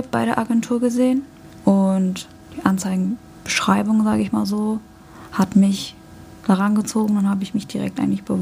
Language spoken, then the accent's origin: German; Hamburg, Germany; born there; Bin in Hamburg geboren.